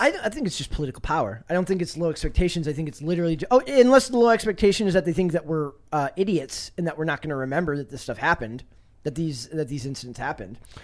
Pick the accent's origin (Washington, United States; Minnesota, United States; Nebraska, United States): Minnesota, United States; I'm from Minnesota, so I was there during, uh, the George Floyd riots